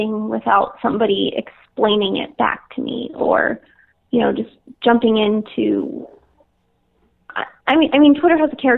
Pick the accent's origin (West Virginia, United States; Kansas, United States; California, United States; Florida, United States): California, United States; moved away as an adult; also born or lived in San Francisco; now in New York, United States; I'm from California